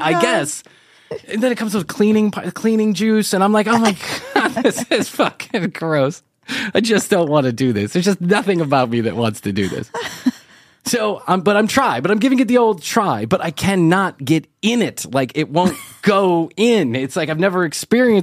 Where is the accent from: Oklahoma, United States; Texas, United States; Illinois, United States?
Illinois, United States; Chicago; I am an Irish boy from Chicago